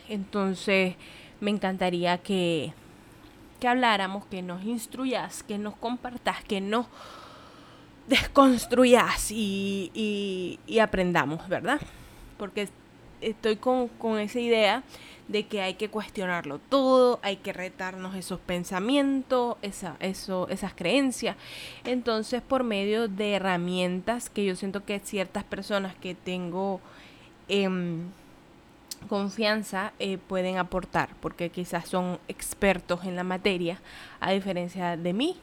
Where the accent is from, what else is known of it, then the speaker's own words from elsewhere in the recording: Nicaragua; moved away as an adult; now in Puerto Rico; soy de Nicaragua, pero no vivo en Nicaragua, vivo en Puerto Rico